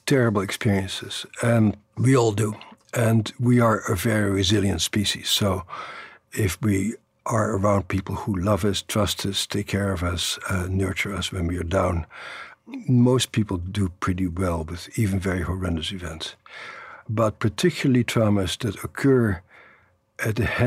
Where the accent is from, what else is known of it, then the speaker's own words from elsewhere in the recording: Netherlands; moved away; the uncles and my father who I grew up with in the Netherlands after the Second World War